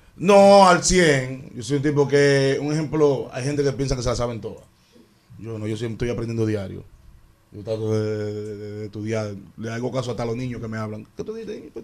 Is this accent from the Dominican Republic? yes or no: yes; Dominican Republic; Yo nunca dejé de rapear como rapeamos aquí. Mi jerga siempre activa